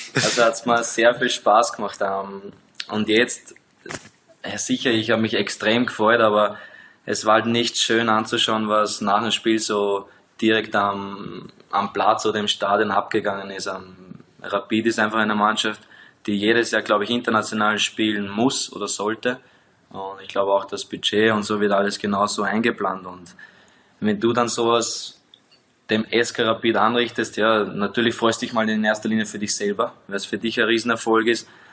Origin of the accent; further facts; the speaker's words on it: Austria; moved away as an adult; now in Liechtenstein; als Österreicher